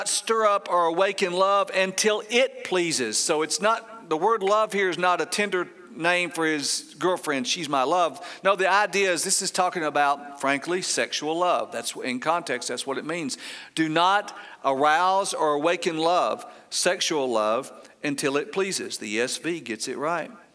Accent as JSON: {"language": "English", "area": "Paulding County", "region": "Georgia", "country": "United States", "tie": "born or raised there", "said": "I grew up in Pauling County, Georgia"}